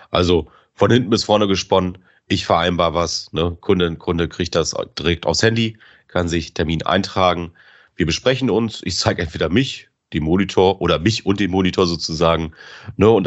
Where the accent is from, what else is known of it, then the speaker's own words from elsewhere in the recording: Bremen, Germany; ich komme ja aus Bremen, so aus Interesse.